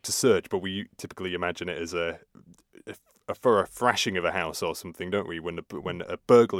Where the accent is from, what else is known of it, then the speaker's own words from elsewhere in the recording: Scunthorpe, Yorkshire and the Humber, United Kingdom; My hometown is Scunthorpe, or Escumisthorpe it used to be, so very north.